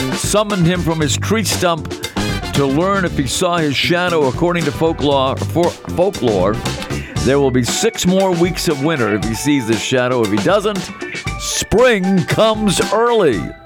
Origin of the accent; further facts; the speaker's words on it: Melrose, Massachusetts, United States; moved away; Melrose hoodie right here. Yeah. My hometown